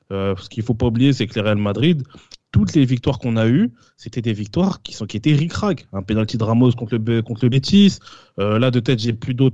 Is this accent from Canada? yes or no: no; Switzerland; mais après, moi je, suis, moi, je suis de la Suisse.